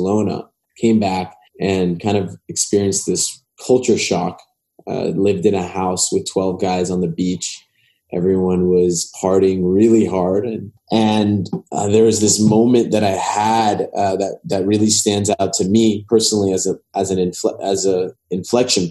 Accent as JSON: {"language": "English", "town": "Los Angeles", "region": "California", "country": "United States", "tie": "born or raised there", "said": "I grew up in West"}